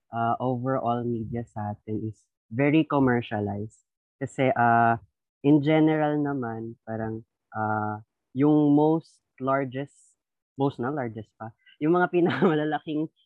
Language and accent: Tagalog; Rizal, Calabarzon, Philippines; mula din po ako sa Rizal. Ayan, Calabarzon represent everybody.